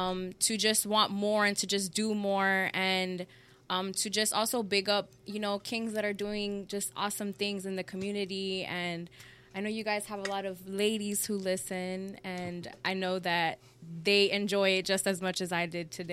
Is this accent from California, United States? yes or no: yes; California, United States; No, well, no, because I was, because we're originally from California, and then we moved here in 98.